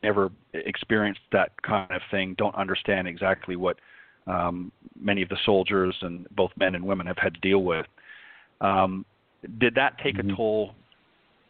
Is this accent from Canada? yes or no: yes; Canada; now in United States; I was born and raised in Canada. I live in the U.S. now